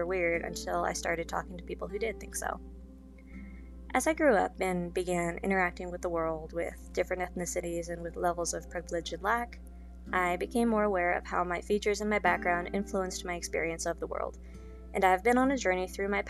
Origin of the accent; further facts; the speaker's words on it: Las Vegas, Nevada, United States; I grew up in Las Vegas